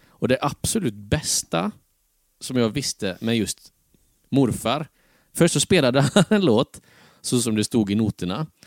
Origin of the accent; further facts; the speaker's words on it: Tranemo, Västra Götaland, Sweden; Tranemo igen? Ja, precis. Det var eh, hem till rötterna